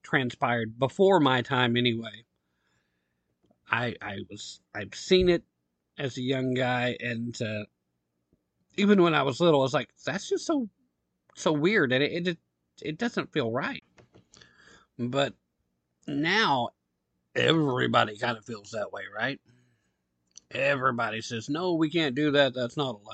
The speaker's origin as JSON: {"language": "English", "region": "Tennessee", "country": "United States", "tie": "born or raised there", "said": "Tennessee, my home state, love it here"}